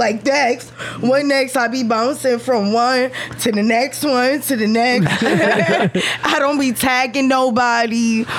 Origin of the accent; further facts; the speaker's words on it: New York City, New York, United States; moved away as an adult; also born or lived in Lower East Side, Manhattan / Queens / Bronx / Staten Island; now in Central Florida, United States; I was raised in Sheepshead Bay, Flatbush, Brooklyn. You know, that was my teenage years. And then my adult years, I was in Queens. And then I moved to the Bronx, Mont Ave.